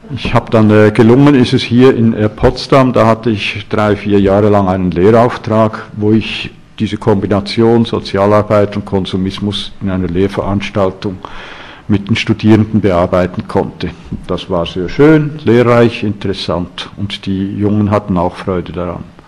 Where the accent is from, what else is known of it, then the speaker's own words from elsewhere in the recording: Switzerland; bei uns in der Schweiz